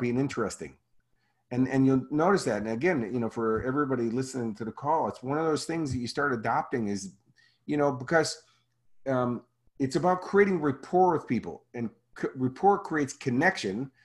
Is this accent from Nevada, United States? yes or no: no; Chicago, Illinois, United States; moved away; I'm from Chicago